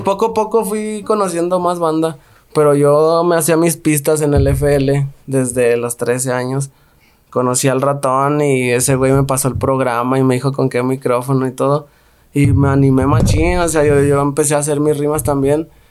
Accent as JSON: {"language": "Spanish", "region": "Guanajuato", "country": "Mexico", "tie": "born or raised there", "moved": "yes", "lives_now": "Guadalajara, Mexico", "said": "Yo crecí en Santa Fe"}